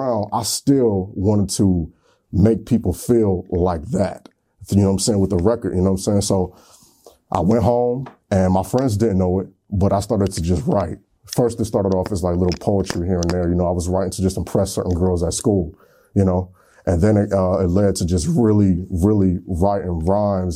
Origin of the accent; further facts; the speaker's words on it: Niagara Falls, New York, United States; I'm from Niagara Falls, New York